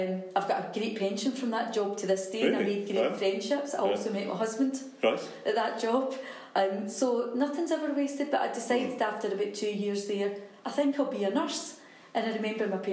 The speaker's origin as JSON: {"language": "English", "town": "East Kilbride", "region": "Scotland", "country": "United Kingdom", "tie": "born or raised there", "said": "I was brought up in East Kilbride, two very, very supportive parents"}